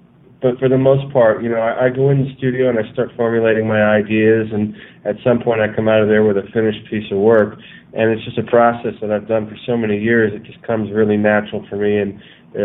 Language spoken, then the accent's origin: English; Reading, Pennsylvania, United States; moved away as an adult; I was born in Reading, Pennsylvania, and I lived there for about 20 years.